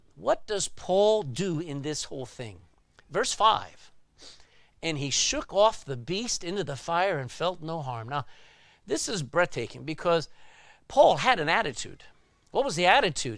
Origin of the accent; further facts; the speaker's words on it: Texas, United States; I grew up in Texas